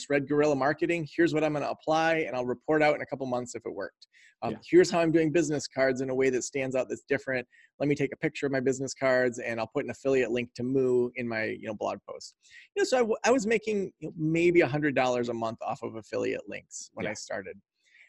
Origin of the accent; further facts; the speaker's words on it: Traverse City, Michigan, United States; I was raised in Traverse City, Michigan, went off, traveled around quite a bit, and then we landed back here in Traverse City, Michigan